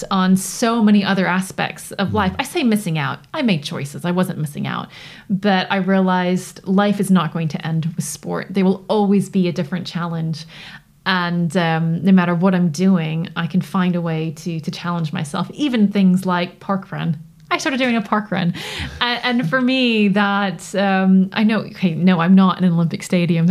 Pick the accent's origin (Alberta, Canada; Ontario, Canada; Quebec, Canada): Ontario, Canada; Toronto; accent: North American; now in United Kingdom; I grew up in Toronto